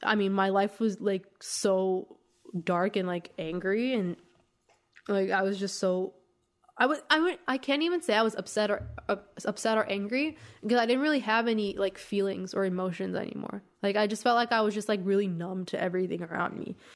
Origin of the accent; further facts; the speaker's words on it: Masjed Soleyman, Khuzestan, Iran; born or raised there; moved away